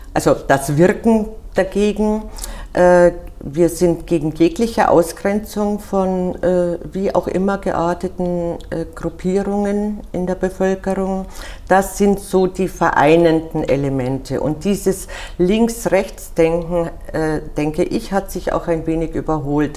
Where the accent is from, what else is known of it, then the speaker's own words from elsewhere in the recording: Munich, Bavaria, Germany; now in Wiesbaden, Germany; Wir Bayern, ich bin Münchnerin